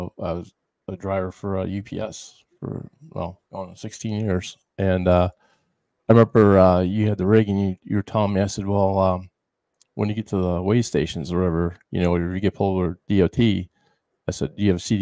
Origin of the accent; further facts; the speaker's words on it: Chicago, Illinois, United States; moved away; also born or lived in Dallas, Texas; I grew up in Chicago, so I worked out of O'Hare